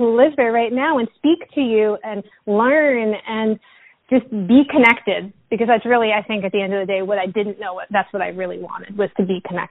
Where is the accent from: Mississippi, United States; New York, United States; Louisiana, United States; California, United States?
New York, United States; as a New Yorker